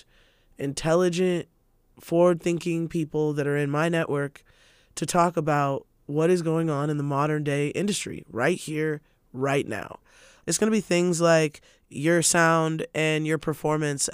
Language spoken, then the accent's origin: English; Spokane, Washington, United States; I'm born and raised in Spokane